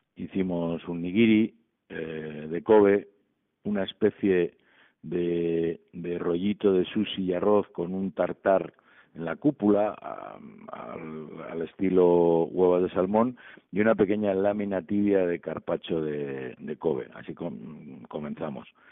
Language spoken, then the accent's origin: Spanish; Santoña, Cantabria, Spain; la buena anchoa de calidad de mi pueblo